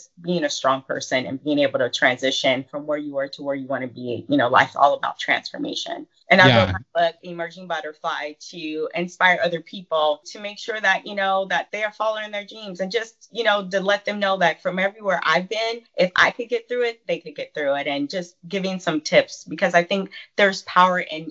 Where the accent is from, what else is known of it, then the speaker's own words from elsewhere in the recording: San Diego, California, United States; I was born and raised in San Diego, California.